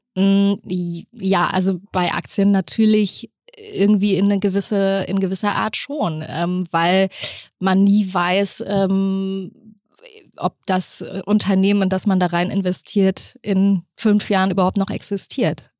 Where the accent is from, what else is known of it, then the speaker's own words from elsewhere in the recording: East Germany, Germany; bei uns hieß das übrigens damals Kaufhalle im Osten